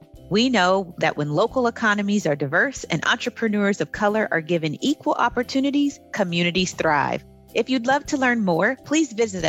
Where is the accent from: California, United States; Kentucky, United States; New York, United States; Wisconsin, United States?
California, United States; Los Angeles; I was born and raised in South Central, right.